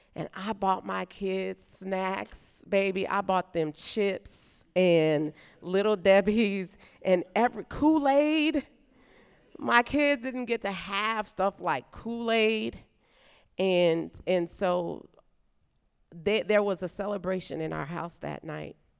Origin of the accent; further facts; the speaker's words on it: New Orleans, Louisiana, United States; now in Nashville, United States; I'm from New Orleans